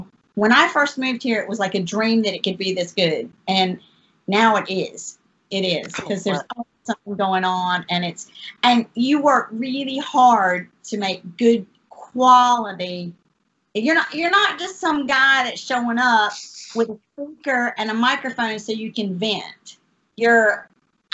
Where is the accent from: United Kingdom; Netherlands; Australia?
United Kingdom; Norwich, East of England; moved away as an adult; also born or lived in Charlotte Gastonia area, North Carolina; now in North Carolina, United States; I'm from Norwich.